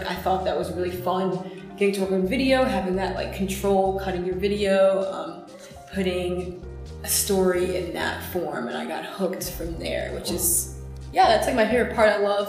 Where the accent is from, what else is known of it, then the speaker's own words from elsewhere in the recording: Macon, Georgia, United States; moved away as an adult; also born or lived in Twin Falls, Idaho / Raleigh-Durham / Evanston, Illinois; now in Chicago, United States; I did an internship in my hometown station in Macon, Georgia.